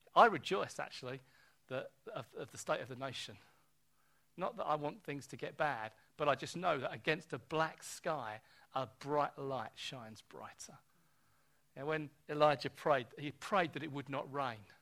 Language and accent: English; United Kingdom; I'm born British.